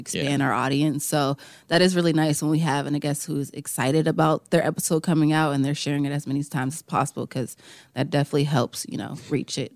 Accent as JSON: {"language": "English", "town": "Farrell", "region": "Pennsylvania", "country": "United States", "said": "I'm from Farrell"}